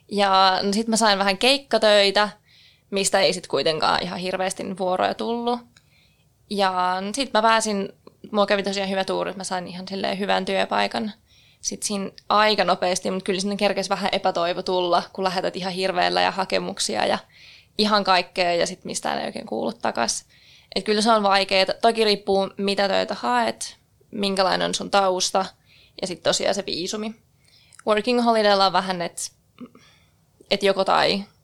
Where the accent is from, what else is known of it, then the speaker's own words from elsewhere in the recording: Keminmaa, Lapland, Finland; moved away as an adult; also born or lived in Brisbane, Australia; now in Australia; ja mä oon Pohjois-Suomesta, tarkemmin jotain Keminmaasta, eli sieltä Merilapista, ja asunut Australiassa nyt kaksi ja puoli vuotta.